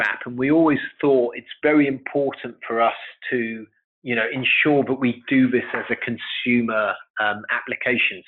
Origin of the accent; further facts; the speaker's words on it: London, United Kingdom; I was born in London. Okay. And I went to school in, in London here in the UK.